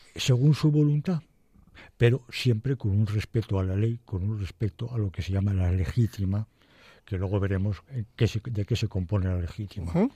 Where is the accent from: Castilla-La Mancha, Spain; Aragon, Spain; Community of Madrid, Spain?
Community of Madrid, Spain; Madrid; yo nací en el Madrid de las Vistillas.